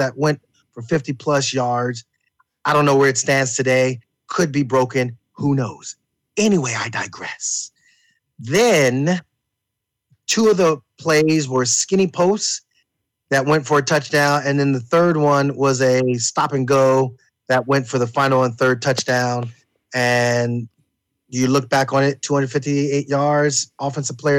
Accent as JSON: {"language": "English", "town": "Wilkes-Barre", "region": "Pennsylvania", "country": "United States", "said": "I was originally from Wilkes-Barre, Pennsylvania, other side of the state"}